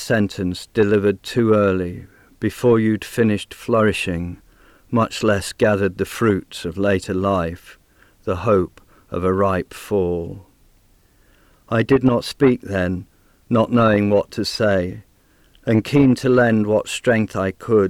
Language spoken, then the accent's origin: English; near Manchester, North West England, United Kingdom; moved away as an adult; now in Canberra, Australia; though I was born near Manchester in England, I've lived in Australia for over 30 years, and for most of that time I've lived in Canberra